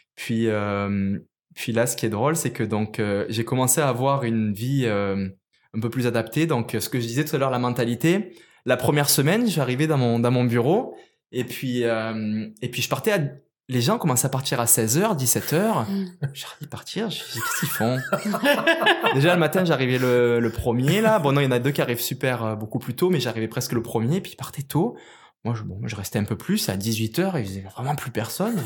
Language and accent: French; Marseille region, Provence-Alpes-Côte d'Azur, France; moved away as an adult; also born or lived in Cavaillon / Guadeloupe; now in Quebec, Canada; je suis pas originaire du Québec, je suis originaire de France, puis plus précisément du sud de la France, la région de ben, Marseille